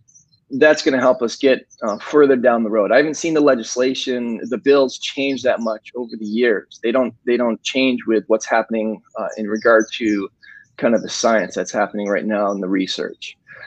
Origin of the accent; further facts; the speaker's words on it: Michigan, United States; I'm from Michigan.